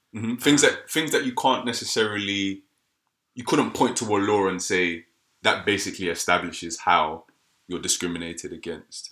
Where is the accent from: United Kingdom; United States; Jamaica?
United Kingdom; black British people